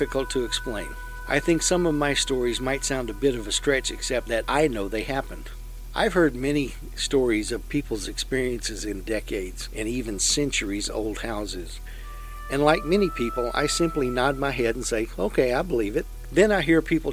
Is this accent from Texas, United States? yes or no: yes; Lexington, Texas, United States; The house I grew up in Lexington, Texas